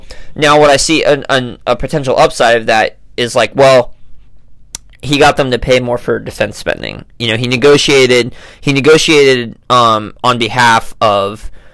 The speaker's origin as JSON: {"language": "English", "country": "United States", "said": "as an American"}